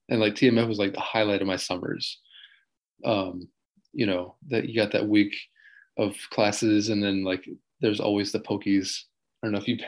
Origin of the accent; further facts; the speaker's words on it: Taichung, Taiwan; also born or lived in New Jersey, United States / Taipei; I was born in New Jersey, but I don't really remember it at all because um, my parents came out here when they were when I was four months old. So, yeah, I grew up in Taichung mostly, and then a little bit in Taipei